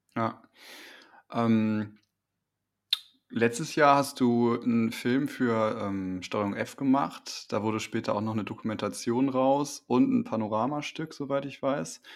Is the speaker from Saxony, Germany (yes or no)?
no; Wipperfürth, North Rhine-Westphalia, Germany; ich komme aus dem Bergischen